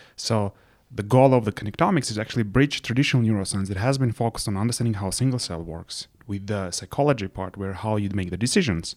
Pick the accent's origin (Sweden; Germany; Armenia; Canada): Armenia; Yerevan; moved away as an adult; also born or lived in London, United Kingdom / Princeton, United States; I'm originally from Yerevan